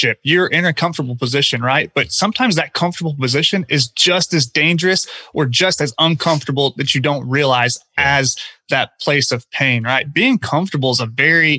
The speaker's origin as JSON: {"language": "English", "region": "Oklahoma", "country": "United States", "tie": "born or raised there", "moved": "as an adult", "lives_now": "Houston, United States", "said": "my home market of Oklahoma. I now live in Houston, Texas, where I came down after college to work and live"}